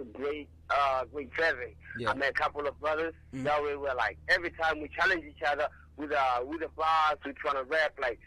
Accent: Pretoria, Gauteng, South Africa; now in Pretoria, South Africa; I was born in PTS in 2002, May 28th. Then I was raised in the hood, the group, but then I moved

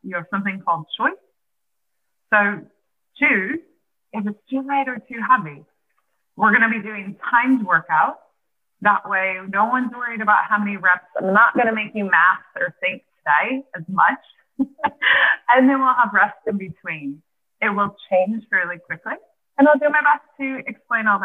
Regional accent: Nebraska, United States; now in Pennsylvania, United States; I'm originally from Nebraska and I'm actually moving back to Nebraska in a month

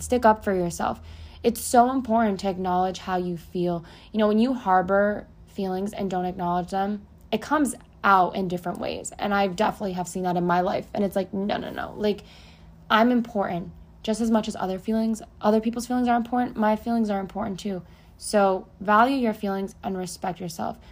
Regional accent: New Jersey, United States; moved away as an adult; now in Florida, United States; I was born and raised in Jersey, and at 24, I left and came to Florida

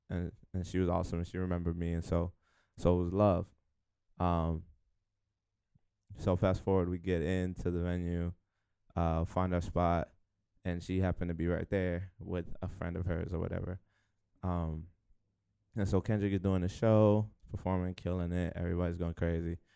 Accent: New York City, New York, United States; from the Bronx, Hunts Point.

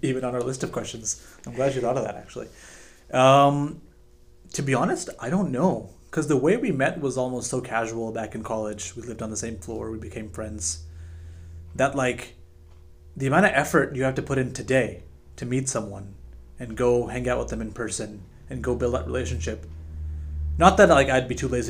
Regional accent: United States; we're Indian American

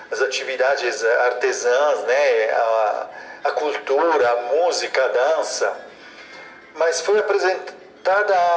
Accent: Italy; moved away as an adult; now in Goiânia, Brazil; Eu é, sou italiano de origem, mas a minha organização é de São Paulo, né? e moro com a minha família em Goiânia. Então eu sou, sou uma pessoa bastante nômade

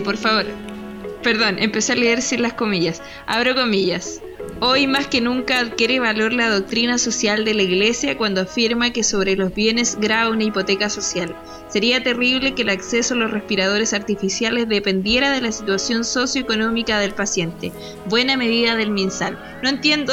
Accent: Biobío, Chile; somos pésimos hijos del Bio Bio

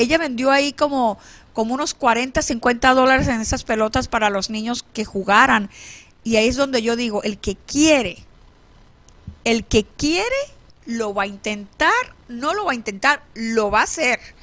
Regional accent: San Luis, Falcón, Venezuela; now in Phoenix, United States; mi pueblo de San Luis, Estado Falcón, Venezuela

